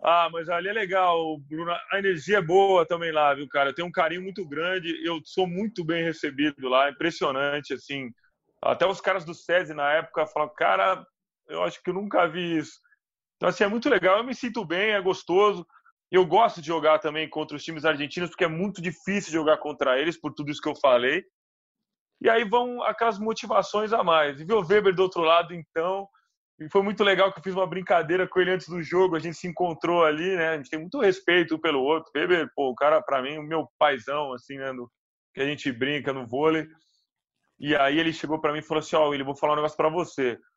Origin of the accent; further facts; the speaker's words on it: Minas Gerais, Brazil; como bom mineirinho